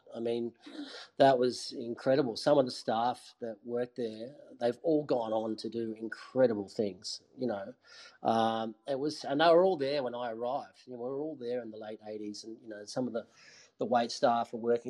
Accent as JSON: {"language": "English", "town": "Adelaide", "region": "South Australia", "country": "Australia", "said": "You know, I came from Adelaide where we were, you know, doing 60 people on a Saturday night sort of thing"}